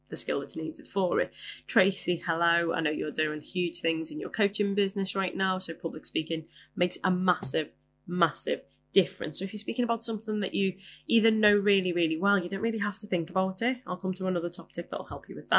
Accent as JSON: {"language": "English", "town": "Liverpool", "region": "North West England", "country": "United Kingdom", "said": "I am a Scouser, as I'm sure you have noticed. And where I come from, swearing is punctuation"}